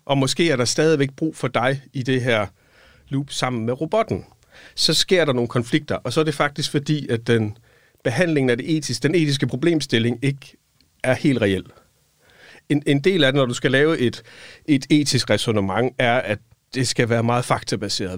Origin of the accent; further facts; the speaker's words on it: Silkeborg, Central Denmark Region, Denmark; moved away as an adult; also born or lived in Odense; Jeg var fra Midtjylland, fra Silkeborg